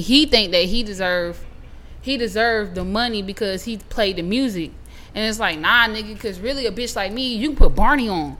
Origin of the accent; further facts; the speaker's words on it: South Carolina, United States; also born or lived in Charlotte; my city in South Carolina